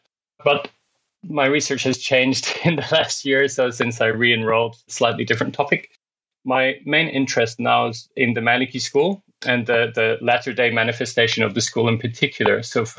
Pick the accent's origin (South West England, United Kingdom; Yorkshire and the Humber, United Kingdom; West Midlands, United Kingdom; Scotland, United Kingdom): Scotland, United Kingdom; now in Sydney, Australia; I'm based in Sydney, Australia, although I'm originally from Scotland, actually, although I don't have the accent anymore.